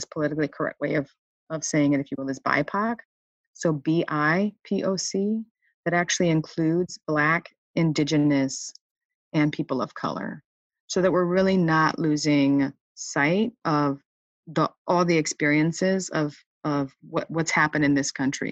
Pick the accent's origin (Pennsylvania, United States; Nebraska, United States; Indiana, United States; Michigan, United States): Michigan, United States; I grew up in Michigan